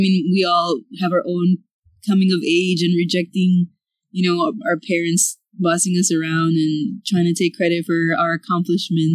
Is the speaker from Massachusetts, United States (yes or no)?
no; Chicago, Illinois, United States; now in Houston, United States; we grew up in the South Side, like in the Back of the Yards neighborhood